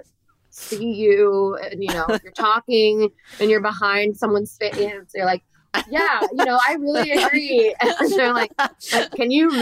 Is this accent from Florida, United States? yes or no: yes; Florida, United States; I grew up in Florida, I grew up in, you know, a I don't know a better way to say this, but a red county.